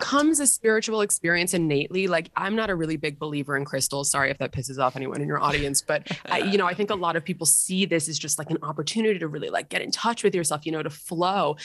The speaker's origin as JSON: {"language": "English", "town": "New York City", "region": "New York", "country": "United States", "tie": "born or raised there", "said": "growing up in Manhattan in the private school system"}